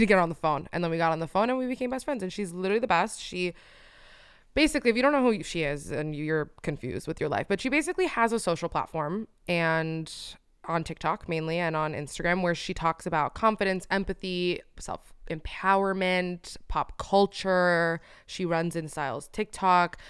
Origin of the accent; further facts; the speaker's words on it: Miami, Florida, United States; moved away; I only grew up in Miami